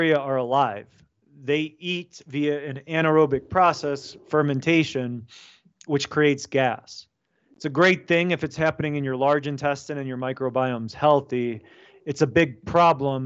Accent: United States; my family's from Poland. My parents immigrated. I was born in America, but first generation American

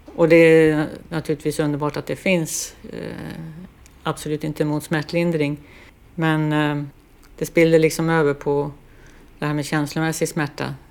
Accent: Lidingö, Stockholm County, Sweden; now in Västerås, Sweden; över Lidingöbron tillbaks till, till ön där vi hade växt upp

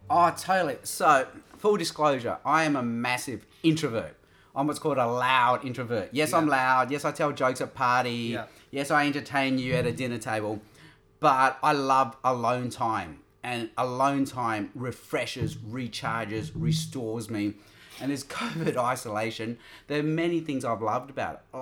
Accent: Australia; I'm Australian.

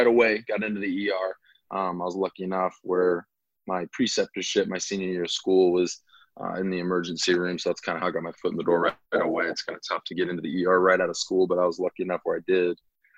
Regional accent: Omaha, Nebraska, United States; moved away as an adult; also born or lived in Sioux City, Iowa; I am originally from Omaha, Nebraska, born and raised.

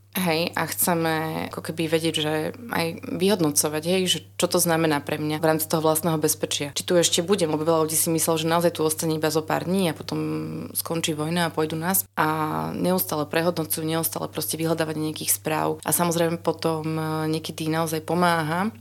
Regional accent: Bratislava, Bratislava Region, Slovakia; moved away; ja som z Bratislavy

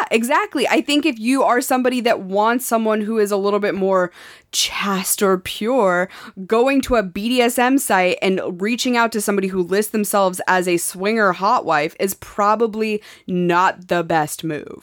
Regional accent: Montana, United States; moved away; growing up in Montana

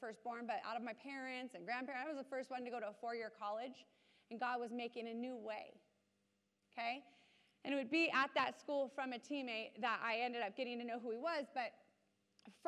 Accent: Southern California, United States; moved away as an adult; also born or lived in Arizona; I grew up in Southern California

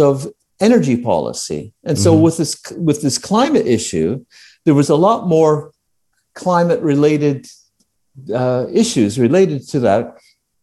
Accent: Canada; moved away; I was Canadian

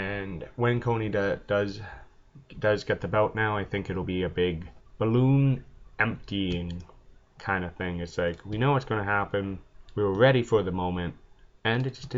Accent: Canada; I'm Canadian

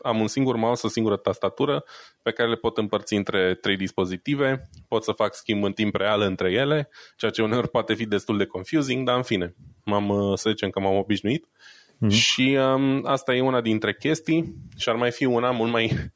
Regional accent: Romania; now in Germany; sunt român stabilit în Germania

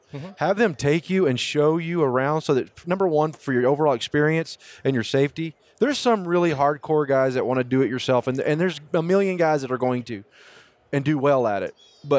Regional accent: East Texas, United States; moved away; also born or lived in El Paso / New Mexico; I was not born and raised in mule deer country. I came from East Texas to El Paso.

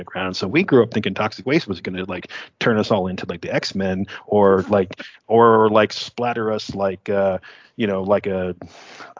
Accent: Niagara Falls, New York, United States; now in Texas, United States; Growing up in Niagara Falls, like we'd go to Love Canal

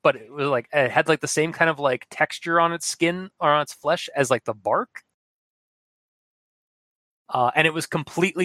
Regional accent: Canada; we're Canadian

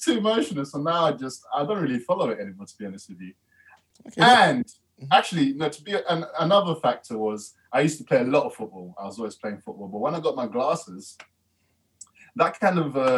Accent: London, United Kingdom; I grew up in Peckham

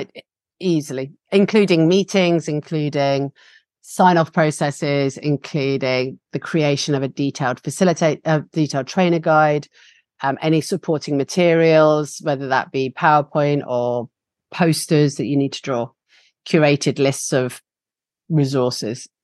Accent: England, United Kingdom; accent: English; my English accent

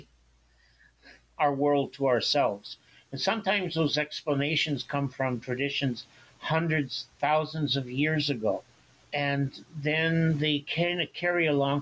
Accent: Ottawa Valley, Ontario, Canada; moved away; also born or lived in St. Catharines, Ontario; it came from my memories of the Ottawa Valley many years after I left it

